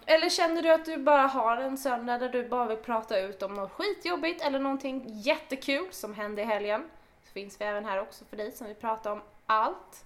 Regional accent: Åkersberga, Stockholm County, Sweden; född och uppvuxen i Oxberga

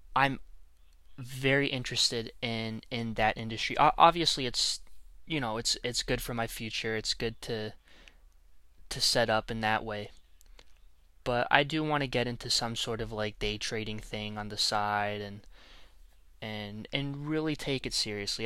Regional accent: Canada; I'm Canadian. I am not an American

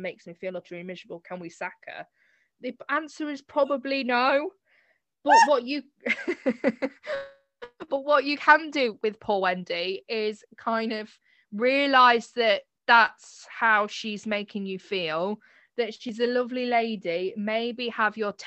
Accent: United Kingdom

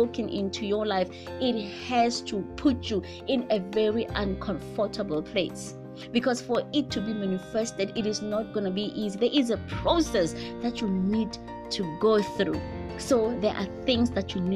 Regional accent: South Africa; in my culture as a South African

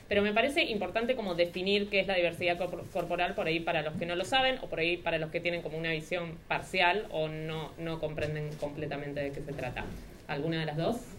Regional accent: Rosario, Santa Fe, Argentina; soy de Rosario

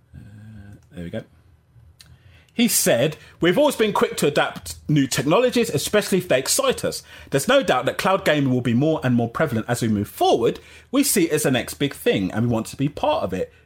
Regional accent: Jamaica; I'm Jamaican

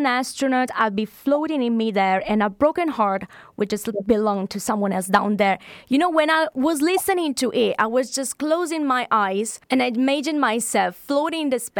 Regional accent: Italy; now in United Kingdom; In the UK, we are like 700,000 of Italians.

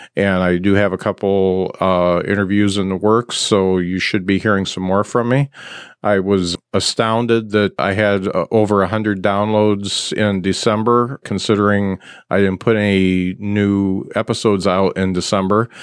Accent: Mishawaka, Indiana, United States; I'm from Mishawaka

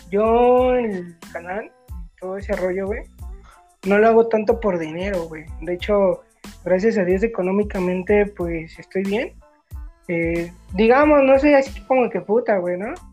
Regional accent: Mexico; sí, pues como todo, como todo mexicano, güey.

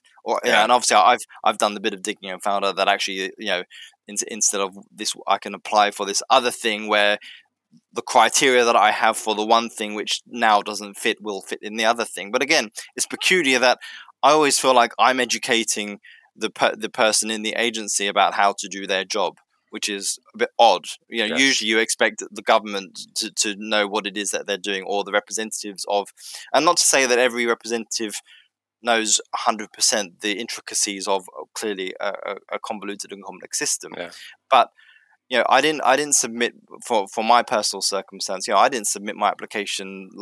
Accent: United Kingdom; now in Finland; being a British citizen.

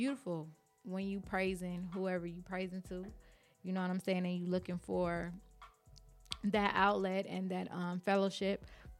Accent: Los Angeles, California, United States; also born or lived in Compton; I grew up in South Central Los Angeles. You know, you got a little church, little wooden church on every corner.

